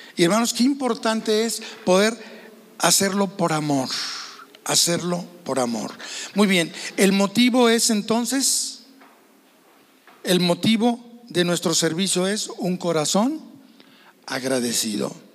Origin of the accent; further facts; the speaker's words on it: Guadalajara, Jalisco, Mexico; Nosotros somos de Guadalajara, Jalisco